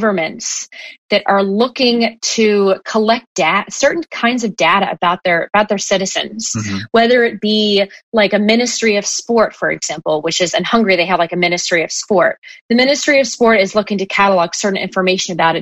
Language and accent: English; United States; being an American